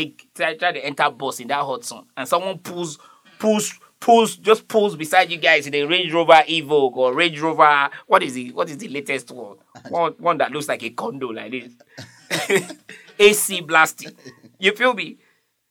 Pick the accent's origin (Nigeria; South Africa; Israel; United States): Nigeria; I'm from Nigeria